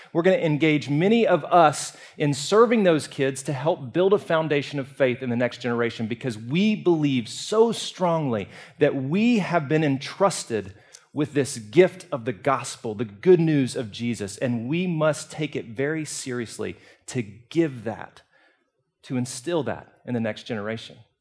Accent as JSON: {"language": "English", "town": "Birmingham", "region": "Alabama", "country": "United States", "said": "I'm from Birmingham.\" And she said, \"England.\" And I said, \"Alabama"}